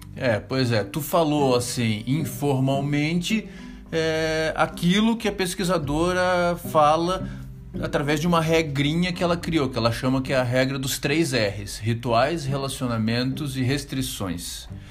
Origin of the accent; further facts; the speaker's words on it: Florianópolis, Santa Catarina, Brazil; moved away as an adult; uma cidade onde eu vivi 35 anos da minha vida, onde a minha mãe ainda mora, onde eu conheço cada esquina